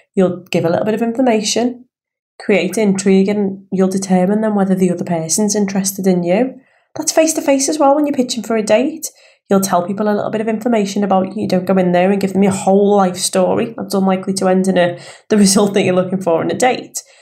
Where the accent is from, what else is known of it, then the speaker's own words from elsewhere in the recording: Liverpool, North West England, United Kingdom; accent: Scouse; I am a Scouser. Born and raised in Liverpool